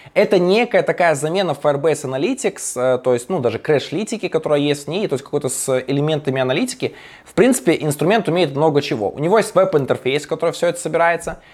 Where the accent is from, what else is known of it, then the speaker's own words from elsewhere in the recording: Belarus; я ж белорус